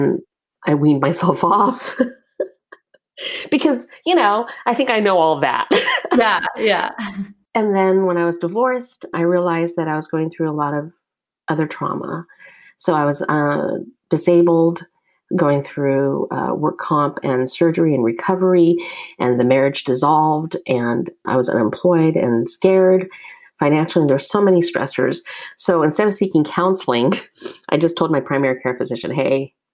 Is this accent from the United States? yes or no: yes; United States; I am Asian American. I'm Chinese American specifically.